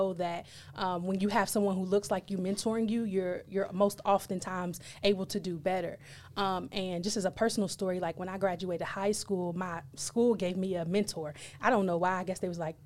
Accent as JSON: {"language": "English", "town": "Owensboro", "region": "Kentucky", "country": "United States", "tie": "born or raised there", "said": "school in my hometown, Owensboro, Kentucky"}